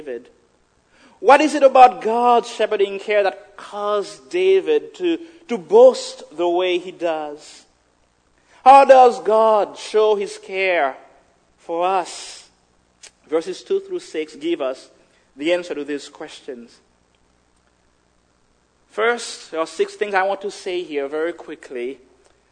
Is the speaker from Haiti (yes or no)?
yes; Haiti; moved away; growing up in Haiti, certain things that we had, and just the basic